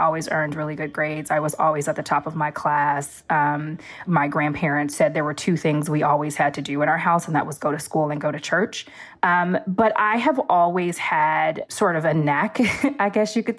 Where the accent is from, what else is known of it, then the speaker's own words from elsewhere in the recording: Los Angeles, California, United States; I grew up in the Watts section of Los Angeles